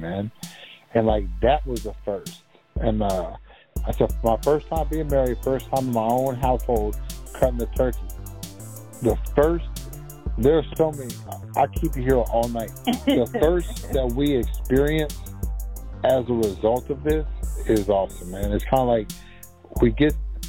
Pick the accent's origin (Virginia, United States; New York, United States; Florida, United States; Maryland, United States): Maryland, United States; Maryland and D.C., United States; moved away; also born or lived in Washington, D.C.; I'm from Maryland and D.C.